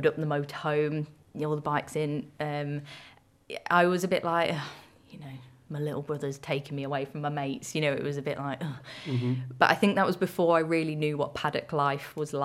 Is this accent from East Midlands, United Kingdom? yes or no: yes; Lincolnshire, East Midlands, United Kingdom; growing up in the countryside, I'm from Lincolnshire originally